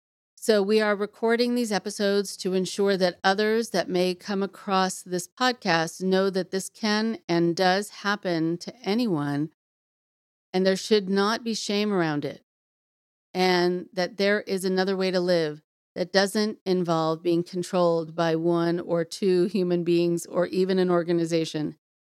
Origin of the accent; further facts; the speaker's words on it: Nashville, Tennessee, United States; now in Seattle, United States; I am originally from Nashville, Tennessee, and have lived in the Seattle area since 2010.